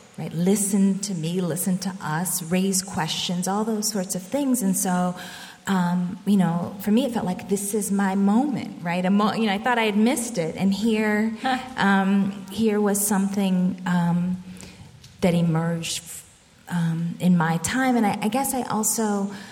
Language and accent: English; Birmingham, Alabama, United States; moved away; also born or lived in Boston; I was born in Birmingham, Alabama, as I said already, and my grandmother was my primary caretaker in the first couple of years.